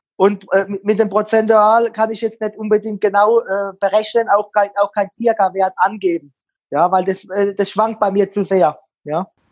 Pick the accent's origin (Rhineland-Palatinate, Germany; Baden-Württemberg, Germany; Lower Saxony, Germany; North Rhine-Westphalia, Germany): Baden-Württemberg, Germany; Mannheim; Ich bin ja ein gebürtiger Mannheimer